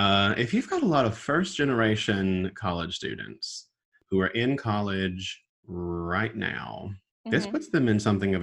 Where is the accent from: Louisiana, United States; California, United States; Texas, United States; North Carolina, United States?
North Carolina, United States; also born or lived in Raleigh, North Carolina; I'm from Eflin, North Carolina, and you couldn't, you know, drive 2 seconds down the road without hitting another Baptist church.